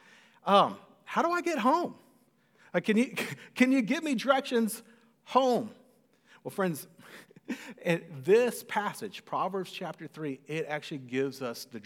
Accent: Cedar Park, Texas, United States; also born or lived in College Station, Texas; the house that I grew up in Cedar Park

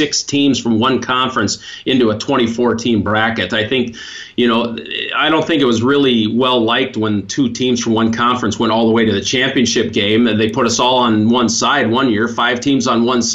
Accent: Montana, United States; moved away; I grew up in Montana

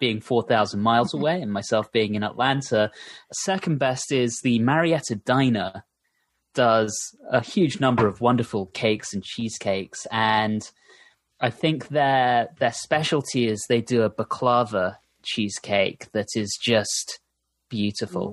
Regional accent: United Kingdom; now in United States

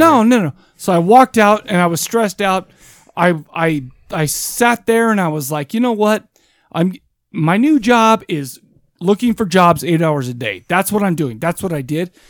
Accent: United States; I'm American as shit.

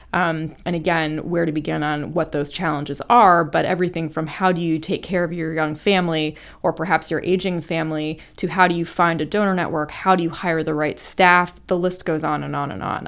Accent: Ohio, United States; I started working for my hometown Congresswoman Deborah Price from Ohio.

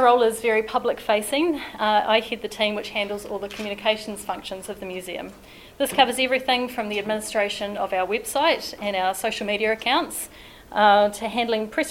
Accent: Invercargill, Southland, New Zealand; now in Christchurch, New Zealand; Warbirds Over Wanaka was a fixture of my childhood growing up in Invercargill

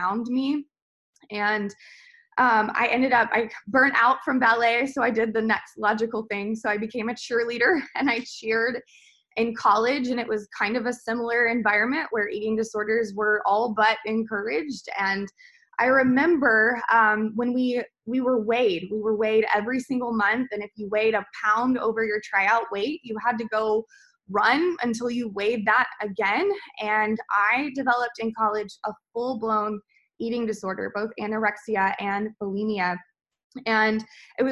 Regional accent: the South, United States; also born or lived in Atlanta; I'm from the South, so if I ate vegetables, they were thoroughly fried and salted

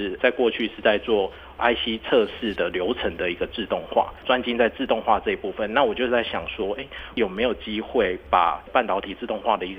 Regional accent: Tainan, Taiwan; 对，我是台南人

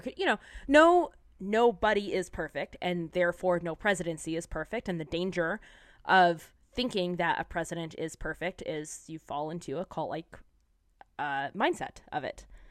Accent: San Diego, California, United States; I'm from San Diego

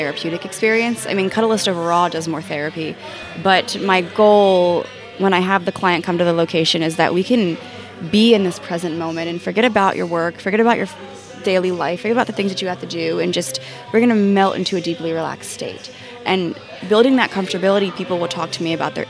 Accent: Philadelphia, Pennsylvania, United States; I was born and raised in Philadelphia

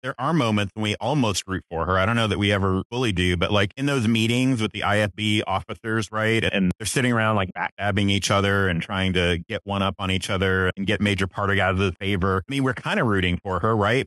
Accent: Texas, United States; a native Texan

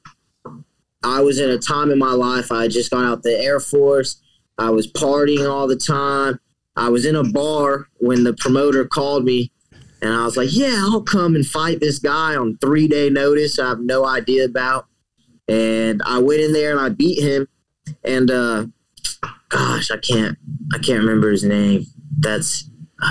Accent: Abilene, Texas, United States; my hometown of Abilene, Texas

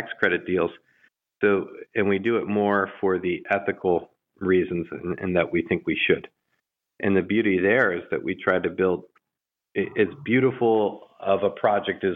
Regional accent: Baltimore, Maryland, United States; when I grew up in Baltimore

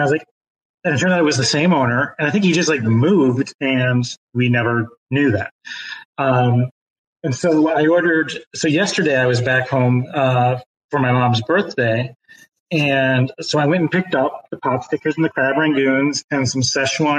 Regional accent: Muskegon, Michigan, United States; when I was growing up in West Michigan, in the Muskegon area

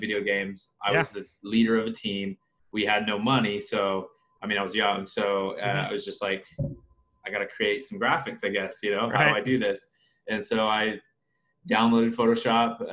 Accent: Wichita, Kansas, United States; Born and raised in Wichita, Kansas

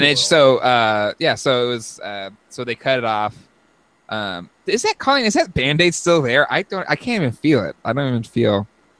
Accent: San Diego, California, United States; I grew up in San Diego.

